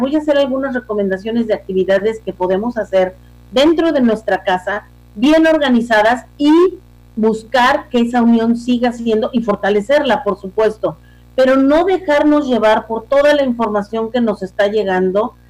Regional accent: Mexico; somos mexicanos

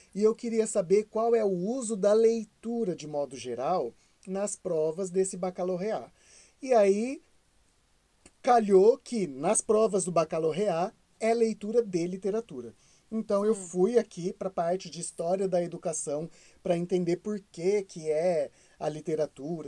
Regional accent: Brazil; moved away as an adult; a gente é brasileiro

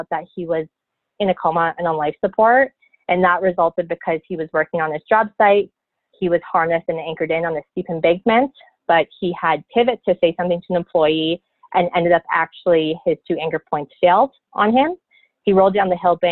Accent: close to Toronto, Ontario, Canada; moved away; I am from Canada. I originally was born and raised in Ontario, close to Toronto

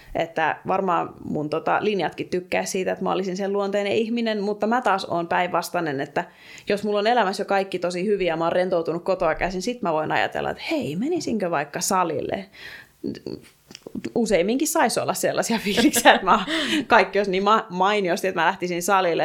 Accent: Alavus, South Ostrobothnia, Finland; mä oon itsekin kotoisin maaseudulta, pienestä kaupungista Etelä-Pohjanmaalta, Alavudelta

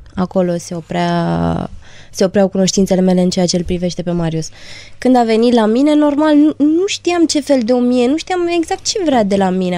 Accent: Transylvania, Romania; sunt din Ardeal

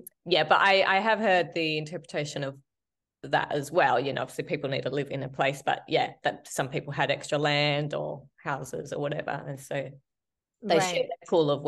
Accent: Australia; we're from Australia

